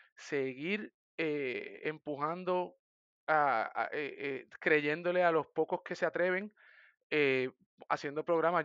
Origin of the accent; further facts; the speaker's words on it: Sabana Grande, Puerto Rico; also born or lived in San Germán / Mayagüez; soy de San Germán, nací en San Germán, viví toda mi vida en Sabana Grande, soy sabaneño